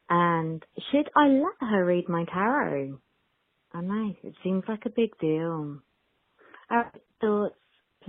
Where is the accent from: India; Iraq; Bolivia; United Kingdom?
United Kingdom; London; I'm 33. I'm from London.